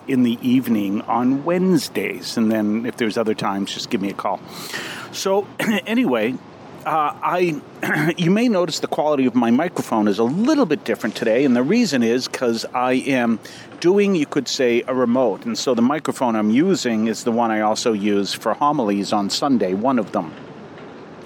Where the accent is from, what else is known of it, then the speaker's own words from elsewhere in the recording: Weymouth, Massachusetts, United States; I'm from here. I grew up in Weymouth